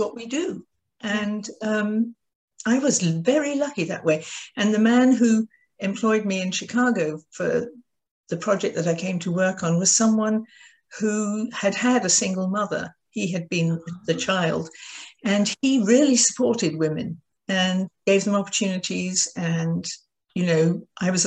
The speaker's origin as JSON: {"language": "English", "country": "United Kingdom", "tie": "born or raised there", "moved": "yes", "lives_now": "United States", "said": "I'm British."}